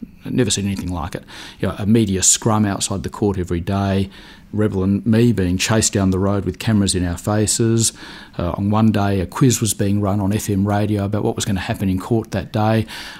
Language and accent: English; Adelaide, South Australia, Australia; moved away as an adult; now in Melbourne, Australia; I did a law degree in Adelaide, which was my hometown, and then I moved to Melbourne